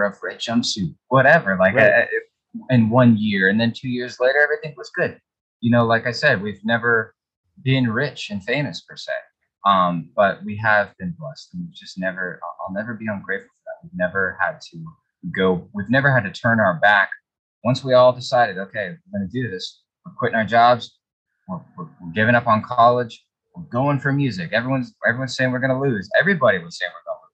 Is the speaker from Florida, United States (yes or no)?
yes; Florida, United States; We're from Florida